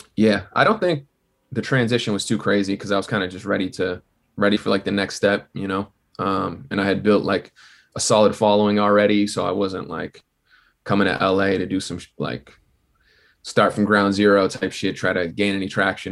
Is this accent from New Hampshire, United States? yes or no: yes; southern New Hampshire, United States; I'm from New Hampshire. It's, like, forty minutes, like, southern New Hampshire, so, like, forty minutes out from Boston